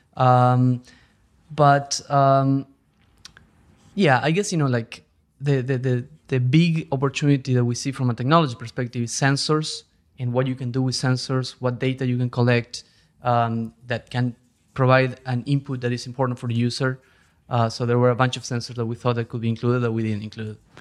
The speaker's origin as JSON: {"language": "English", "country": "Argentina", "also_born_or_lived": "Europe", "moved": "as an adult", "lives_now": "New York, United States", "said": "I'm originally from Argentina"}